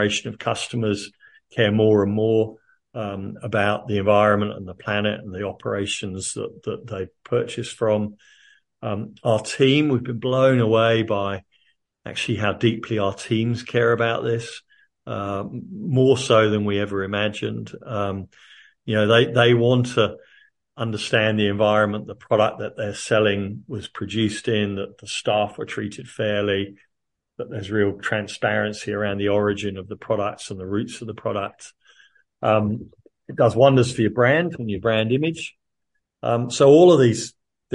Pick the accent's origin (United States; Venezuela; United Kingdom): United Kingdom; moved away as an adult; now in Australia; I'm obviously not originally Australian, I'm originally a Brit